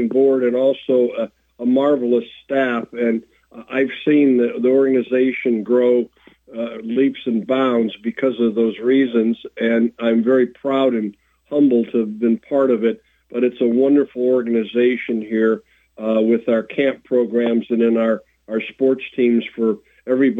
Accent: Detroit, Michigan, United States; When I was growing up in Detroit, Michigan

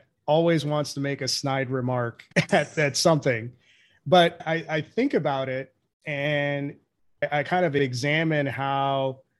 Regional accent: India; now in United States; I'm a first generation immigrant. I'm from India. So I came in that assimilation culture.

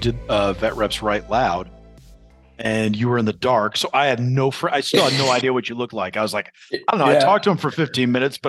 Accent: New York, United States; as a New Yorker

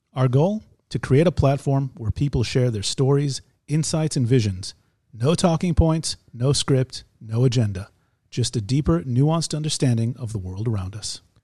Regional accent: United States; now in Israel; We're two Jewish guys. We grew up in America. We live in Israel

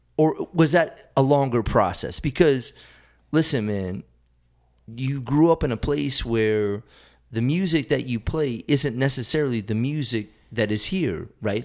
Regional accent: South Hadley, Massachusetts, United States; South Hadley, Massachusetts

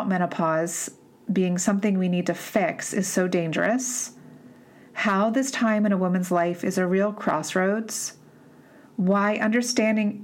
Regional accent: East Coast, United States; moved away; I'm from the East Coast originally

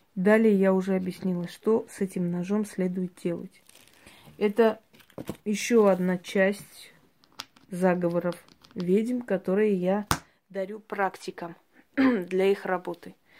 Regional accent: Georgia; я родилась в Грузии

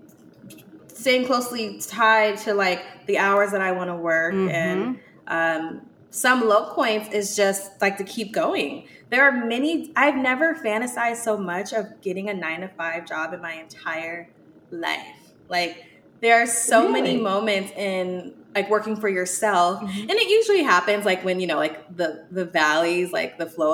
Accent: Seattle, Washington, United States; now in Atlanta, United States; I'm from Seattle

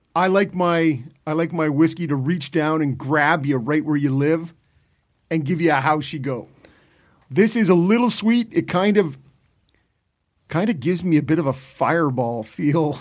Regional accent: Ottawa, Ontario, Canada; Growing up in Ottawa

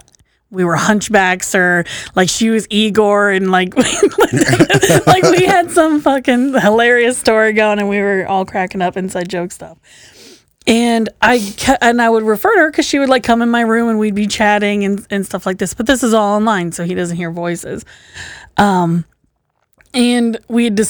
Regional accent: Newark, Ohio, United States; also born or lived in Pataskala, Ohio; now in Columbus, United States; I grew up out in Pataskala in Newark.

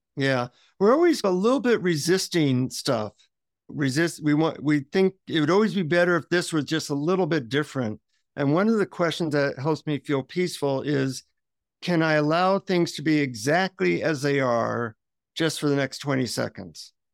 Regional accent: United States; from the United States

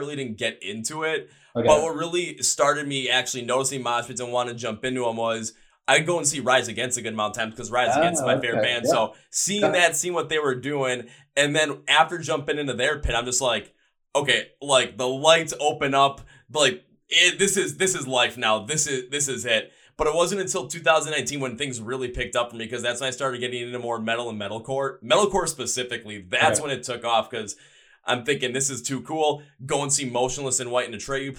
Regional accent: Milwaukee, Wisconsin, United States; I'm in my hometown of Milwaukee

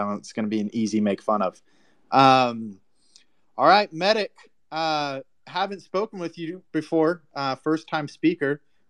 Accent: Texas, United States; Hey guys, I'm from Texas.

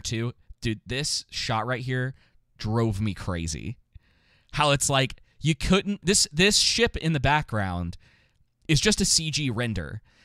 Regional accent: Atlanta, Georgia, United States; I grew up in Atlanta

